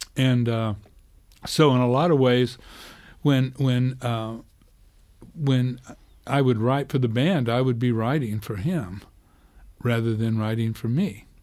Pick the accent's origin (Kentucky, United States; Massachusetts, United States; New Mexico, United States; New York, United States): New Mexico, United States; Clayton; I grew up in this little town in, in New Mexico, Clayton